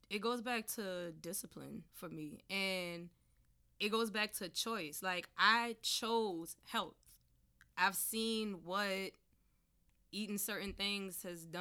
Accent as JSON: {"language": "English", "region": "Southern United States", "country": "United States", "tie": "born or raised there", "said": "growing up in the South, we eat everything."}